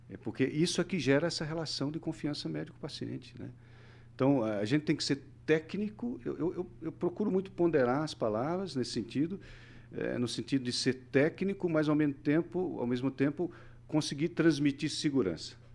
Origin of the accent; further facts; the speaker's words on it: Northeast Region, Brazil; also born or lived in Southeast Brazil; venho de uma cultura diferente mesmo mesmo sendo brasileiro vim do nordeste tudo bem, passei anos pelo Sudeste, hoje estou aqui no Paraná.